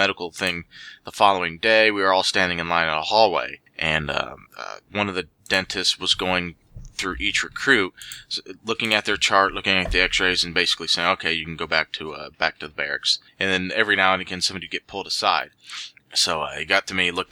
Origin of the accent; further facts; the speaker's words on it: Central Ohio, United States; I was born and raised Central Ohio